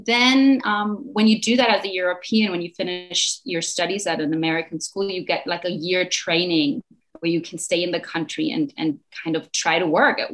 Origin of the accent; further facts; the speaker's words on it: Mallorca, Balearic Islands, Spain; also born or lived in Berlin, Germany / United States; now in Mallorca, Spain; I was born in Berlin, Germany, and I moved to Mallorca, Spain when I was 9 years old.